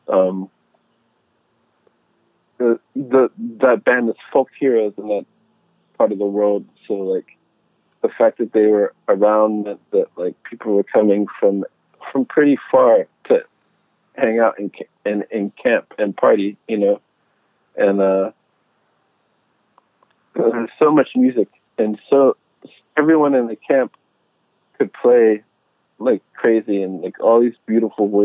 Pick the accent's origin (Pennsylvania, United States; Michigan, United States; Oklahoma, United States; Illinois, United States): Pennsylvania, United States; Pittsburgh; I grew up in Western Pennsylvania, and I grew up in the suburbs of Pittsburgh